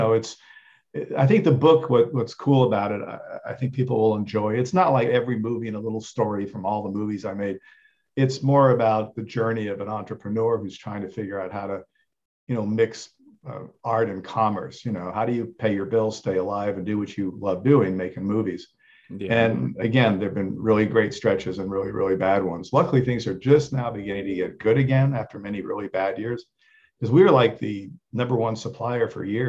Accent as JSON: {"language": "English", "town": "Rome", "region": "Lazio", "country": "Italy", "tie": "born or raised there", "said": "I was lucky in that first I grew up in Italy. So my dad was there making films. We lived in Rome, but, we traveled to former Yugoslavia, to Spain."}